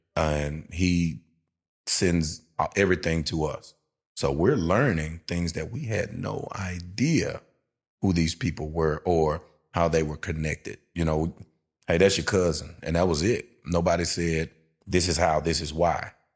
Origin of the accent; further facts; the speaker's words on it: Shreveport, Louisiana, United States; I'm a Tampa Bay Buccaneer fan, and I'm from Shreveport, Louisiana.